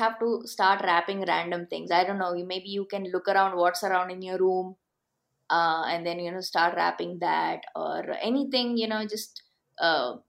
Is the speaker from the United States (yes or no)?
no; Bangalore, Karnataka, India; I'm from Bangalore